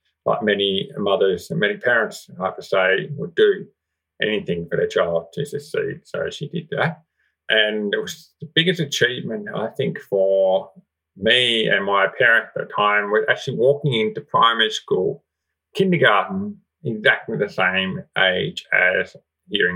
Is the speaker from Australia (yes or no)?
yes; Armidale, New South Wales, Australia; I was born and bred in Armidale.